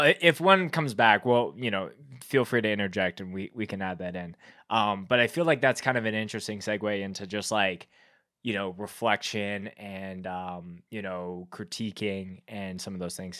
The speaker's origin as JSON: {"language": "English", "town": "Winnipeg", "region": "Manitoba", "country": "Canada", "tie": "born or raised there", "said": "I grew up in Winnipeg where that band is from"}